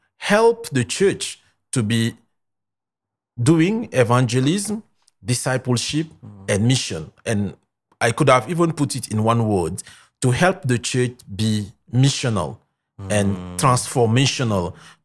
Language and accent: English; Senegal; Mm-hmm. I'm from Senegal.